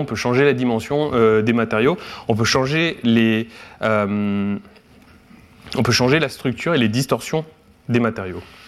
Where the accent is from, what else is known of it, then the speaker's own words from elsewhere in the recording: Guingamp, Brittany, France; moved away as an adult; also born or lived in Rennes; now in Kyoto, Japan; je viens de Guingamp, dans les Côtes d'Armor